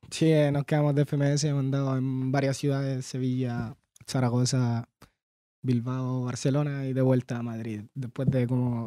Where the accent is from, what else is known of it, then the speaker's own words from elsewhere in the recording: Santiago, Santiago Metropolitan Region, Chile; also born or lived in Coquimbo, Chile; nací en Coquimbo, pero estuve tres, cuatro años nomás y en Peñalolén toda la vida